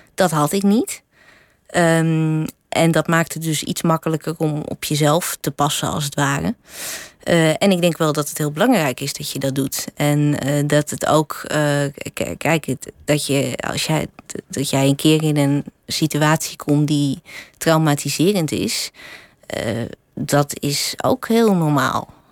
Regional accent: Drenthe, Netherlands; ik ben opgegroeid in Drenthe.

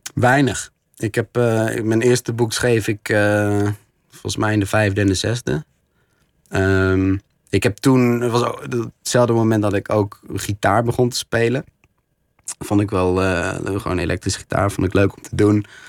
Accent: Netherlands; ik als Nederlander

